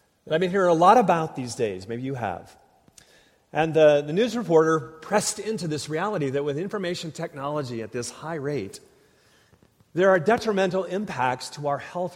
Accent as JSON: {"language": "English", "region": "Minnesota", "country": "United States", "tie": "born or raised there", "moved": "yes", "said": "I grew up in Minnesota"}